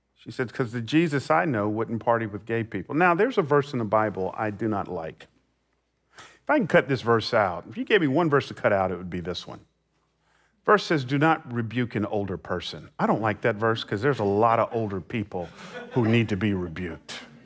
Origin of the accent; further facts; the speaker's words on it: Atlanta, Georgia, United States; moved away as an adult; now in San Jose, United States; I, I grew up in Atlanta